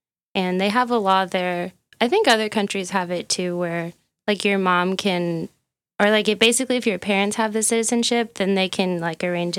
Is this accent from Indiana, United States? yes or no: yes; Indianapolis, Indiana, United States; I'm from Indy.